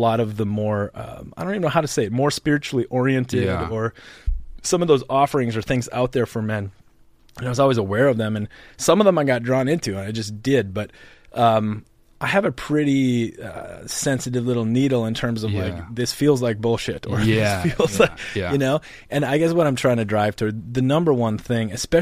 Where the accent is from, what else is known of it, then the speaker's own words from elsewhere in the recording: North Dakota, United States; moved away; I grew up in North Dakota